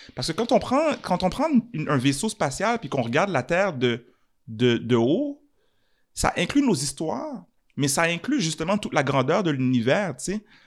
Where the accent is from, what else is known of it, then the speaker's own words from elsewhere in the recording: Montreal, Quebec, Canada; Je suis un Montréalais, mhm. je suis un Canadien